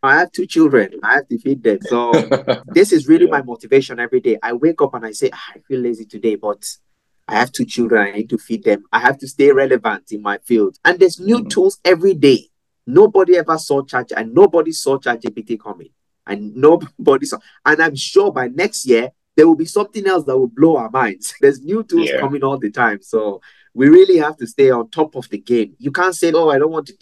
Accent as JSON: {"language": "English", "country": "Nigeria", "tie": "born or raised there", "also_born_or_lived": "Europe", "moved": "yes", "said": "growing up in Nigeria"}